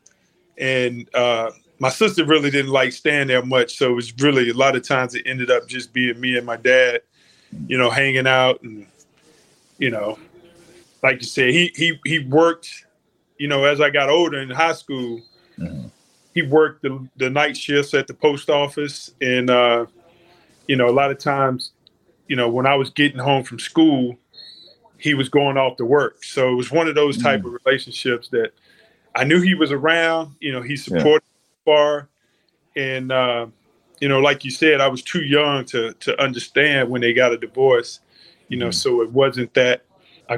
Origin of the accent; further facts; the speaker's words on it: Roanoke, Virginia, United States; moved away as an adult; also born or lived in North Carolina / Los Angeles / New Orleans; I was brought up in Roanoke, Virginia. Man, small town, western part of Virginia